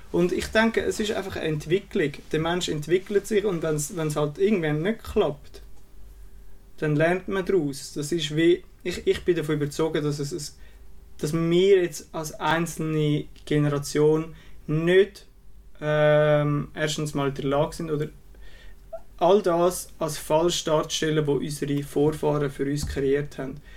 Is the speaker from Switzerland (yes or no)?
yes; Switzerland; bei uns in der Schweiz